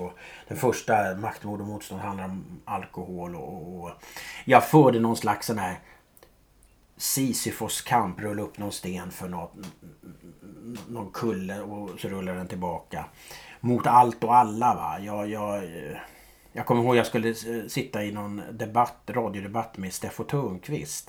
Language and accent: Swedish; Stockholm, Stockholm County, Sweden; jag är uppvuxen i Gubbängen.